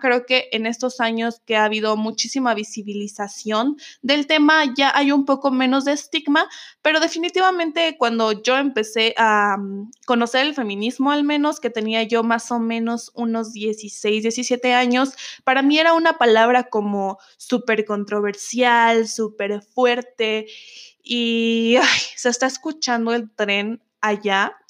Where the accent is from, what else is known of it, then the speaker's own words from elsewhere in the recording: Mexico; soy de México